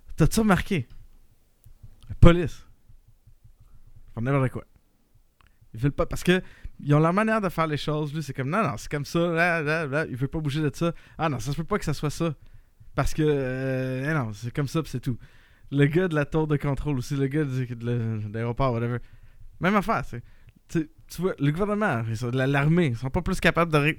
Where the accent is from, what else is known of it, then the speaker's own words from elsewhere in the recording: Quebec, Canada; on a beaucoup d'expérience en tant que Québécois à jouer avec des glaçons de même